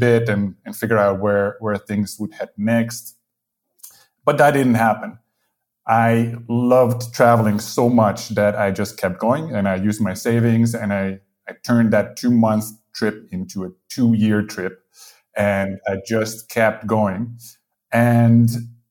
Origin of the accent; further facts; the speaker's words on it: Netherlands; moved away as an adult; also born or lived in United Kingdom / Spain; now in Portugal; I'm from the Netherlands, but I lived in the UK for some years. Now I live in Portugal